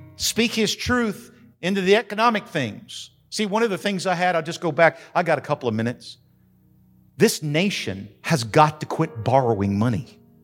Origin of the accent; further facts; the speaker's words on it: New Mexico, United States; now in Macon County, North Carolina, United States; I grew up in New Mexico